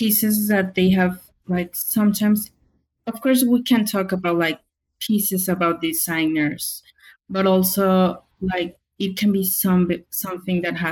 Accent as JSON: {"language": "English", "country": "Mexico", "moved": "yes", "lives_now": "Pacific Northwest, United States", "said": "I'm from Mexico, of course, but I guess Hispanic, Latina"}